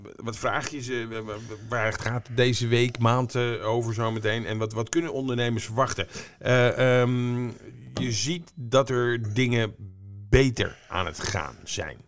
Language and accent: Dutch; Almere, Flevoland, Netherlands; Ik kom uit Almere.